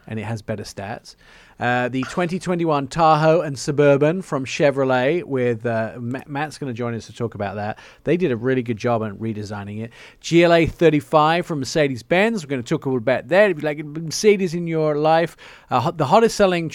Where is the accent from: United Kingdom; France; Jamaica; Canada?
United Kingdom; England; I'm English.